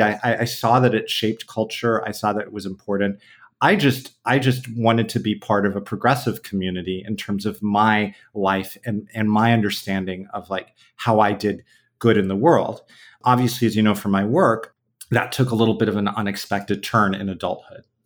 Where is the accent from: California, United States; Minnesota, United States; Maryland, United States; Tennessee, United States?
California, United States; San Diego; now in New York City, United States; I was born and raised in San Diego